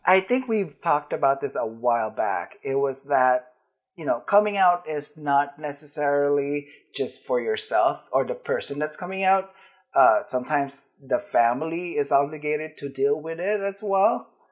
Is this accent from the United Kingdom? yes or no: no; Philippines; now in United States; I grew up in the Philippines